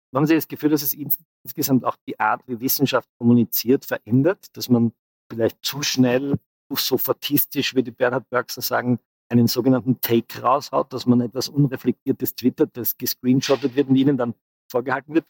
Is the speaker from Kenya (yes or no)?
no; Austria; als Österreicher